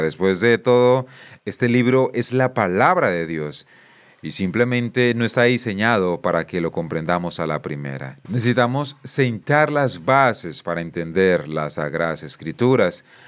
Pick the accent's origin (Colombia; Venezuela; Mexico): Colombia